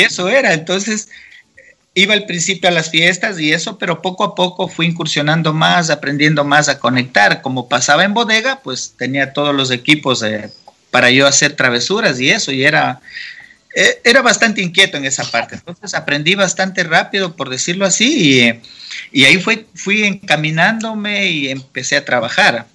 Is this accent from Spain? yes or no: no; Santo Domingo, Santo Domingo de los Tsáchilas, Ecuador; also born or lived in Quito; yo soy nacido y criado en Santo Domingo de los Colorados, provincia Sáchila